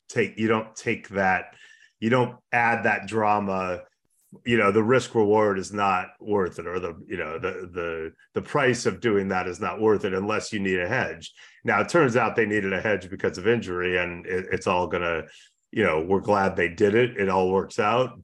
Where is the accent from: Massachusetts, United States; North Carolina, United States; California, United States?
California, United States; Los Angeles; also born or lived in San Francisco; I grew up a forty-niner fan, but in L